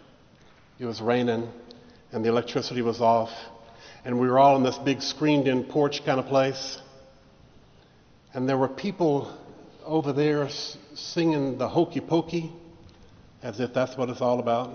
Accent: Vicksburg, Mississippi, United States; the church that I grew up in Vicksburg, Mississippi

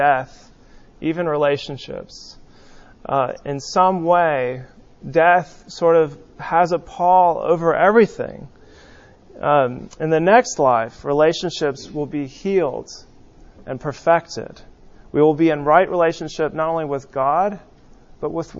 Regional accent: West Coast, United States; growing up on the West Coast

